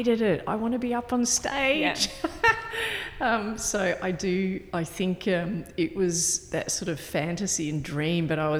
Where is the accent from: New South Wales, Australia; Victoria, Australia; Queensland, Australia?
Victoria, Australia; Melbourne; moved away as an adult; also born or lived in Netherlands / Germany / Sydney; I grew up in Victoria, in Melbourne